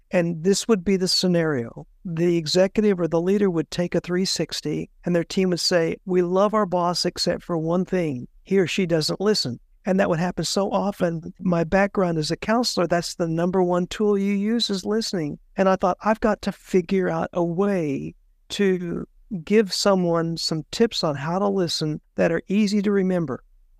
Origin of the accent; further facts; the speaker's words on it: Puerto Rico; I was raised in Puerto Rico. We moved there when I was 10 years old, and they speak Spanish in Puerto Rico, and I had to very quickly learn Spanish.